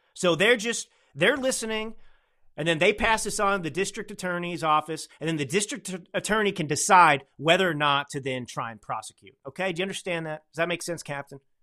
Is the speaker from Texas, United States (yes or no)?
yes; Texas, United States; now in Northern California, United States; I'm a Texan